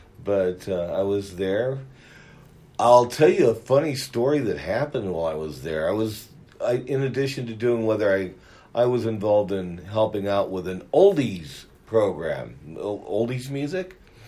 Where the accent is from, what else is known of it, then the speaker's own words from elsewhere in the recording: Pittsburg, California, United States; I grew up in the East Bay area of California in a town called Pittsburgh.